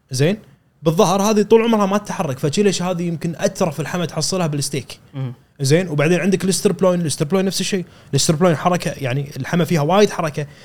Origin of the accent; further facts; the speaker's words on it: Kuwait; كان اني رحت آه، مقدم انا من الكويت